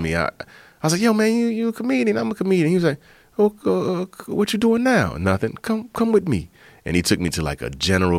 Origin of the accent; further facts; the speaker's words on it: Prince George's County, Maryland, United States; I grew up in Prince George's County, Maryland